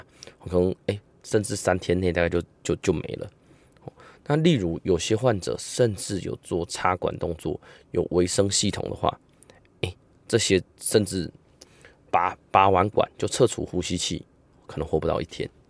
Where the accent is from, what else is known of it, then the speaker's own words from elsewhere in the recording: Taiwan; 那我们台湾人呢，呃，东方人呢，大概会以呃欠缺活力、肌肉酸痛、无力来表现。